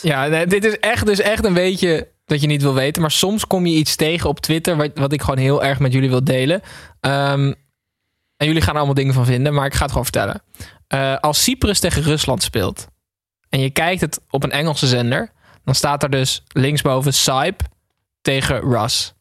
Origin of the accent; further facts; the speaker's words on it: Netherlands; wij als Nederlanders